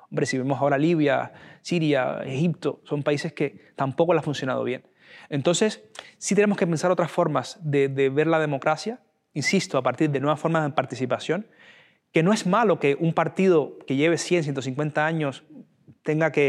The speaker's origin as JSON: {"language": "Spanish", "country": "Spain", "said": "persona que sencillamente piensa diferente a mí o tiene una visión de España diferente a mí pero sigue siendo tan español como yo."}